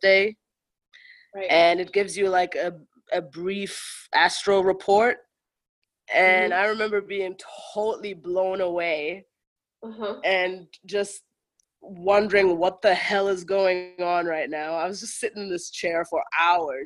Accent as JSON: {"language": "English", "region": "Kilimanjaro", "country": "Tanzania", "tie": "born or raised there", "also_born_or_lived": "Germany", "moved": "as an adult", "lives_now": "United States", "said": "I'm from Tanzania and Germany. And I grew up in Tanzania at the foot of Mount Kilimanjaro, amongst my people who are the Chaga people"}